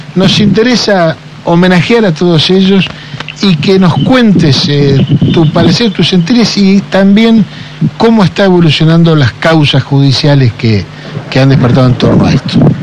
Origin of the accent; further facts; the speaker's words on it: Argentina; also born or lived in Bahía Blanca; como argentino